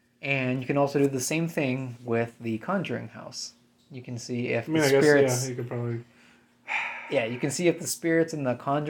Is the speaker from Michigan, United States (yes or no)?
no; Iowa, United States; I'm from Iowa.